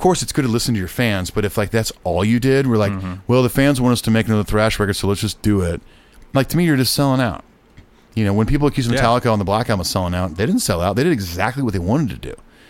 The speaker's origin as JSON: {"language": "English", "town": "Long Beach", "region": "California", "country": "United States", "said": "I'm from Long Beach"}